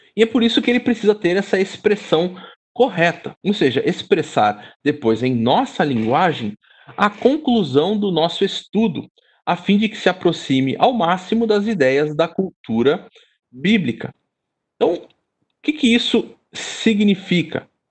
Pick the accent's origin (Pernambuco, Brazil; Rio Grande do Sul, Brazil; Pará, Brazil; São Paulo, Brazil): São Paulo, Brazil; sou daqui e sou casado com uma carioca